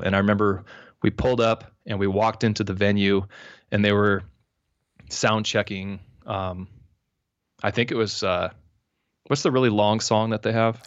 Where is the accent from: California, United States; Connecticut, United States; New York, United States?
California, United States; San Diego; now in Orange County, United States; I was born and raised in San Diego.